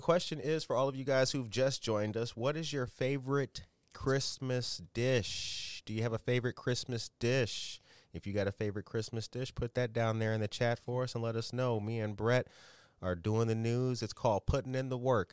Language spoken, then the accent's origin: English; Harvey, Illinois, United States; a young brother like me growing up in Harvey